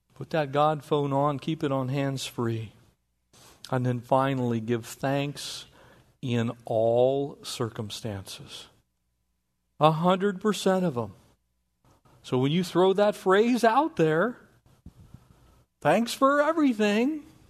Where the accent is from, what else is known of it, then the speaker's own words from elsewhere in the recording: North San Diego County, California, United States; I grew up in North San Diego County.